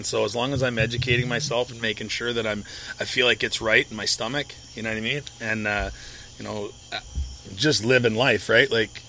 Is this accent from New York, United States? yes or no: no; St. Louis, Missouri, United States; for those in St. Louis, or not typically outside of the St. Louis area in my hometown